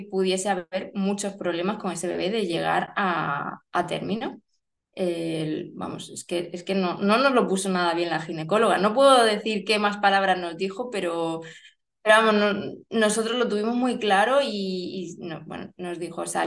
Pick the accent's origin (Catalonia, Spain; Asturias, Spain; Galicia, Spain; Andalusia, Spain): Catalonia, Spain; Barcelona; born there; also born or lived in Germany / Málaga; now in Murcia, Spain; Vivo en Murcia, eh, nací en Barcelona, madre asturiana, padre cántabro, mm, he vivido en Alemania, Málaga